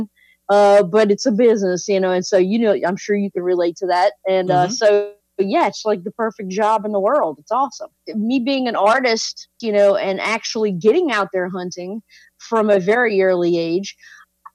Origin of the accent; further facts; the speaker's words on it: South Louisiana, United States; I grew up in South Louisiana as a person that hunts and fishes